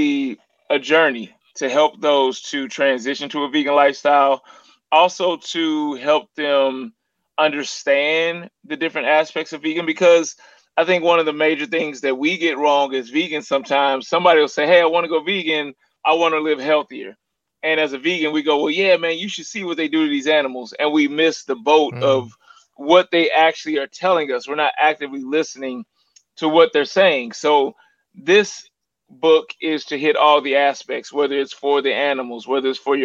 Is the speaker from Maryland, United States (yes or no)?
no; St. Louis, Missouri, United States; I'm from St. Louis, which the area code is 314